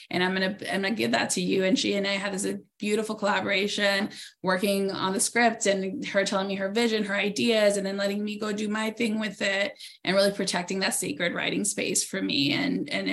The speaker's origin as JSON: {"language": "English", "town": "Norwalk", "region": "California", "country": "United States", "tie": "born or raised there", "said": "I'm from Norwalk, California, here in LA. Like, we both grew up from humble beginnings"}